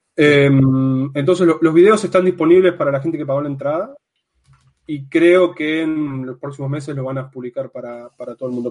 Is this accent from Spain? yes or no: no; Argentina; moved away as an adult; now in Amsterdam, Netherlands; soy de Argentina, estoy actualmente viviendo en Ámsterdam